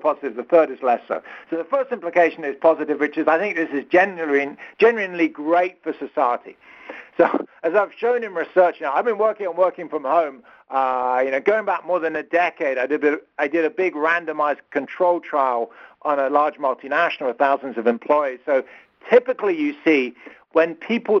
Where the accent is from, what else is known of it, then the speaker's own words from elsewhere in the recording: London, United Kingdom; accent: British; moved away as an adult; now in Stanford, United States; you can probably hear from my accent, I'm British. I grew up and lived in London till my early 30s